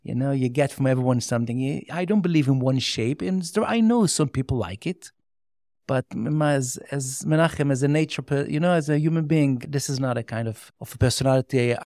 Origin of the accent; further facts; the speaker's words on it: Jerusalem, Jerusalem District, Israel; first language Yiddish; English is a second language; I grew up in Meashe Harim, and I didn't know even Hebrew until the age of twenty. I speak only Yiddish.